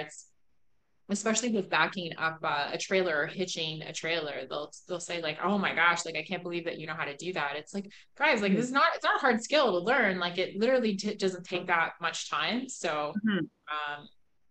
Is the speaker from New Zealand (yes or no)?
no; Scotland, United Kingdom; moved away; also born or lived in Canada; I grew up in Scotland